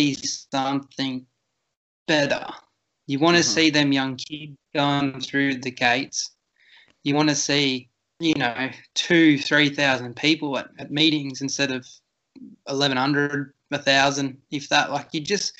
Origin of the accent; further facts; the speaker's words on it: Victoria, Australia; also born or lived in Edinburgh; I'm working in New South Wales, but I'm from Victoria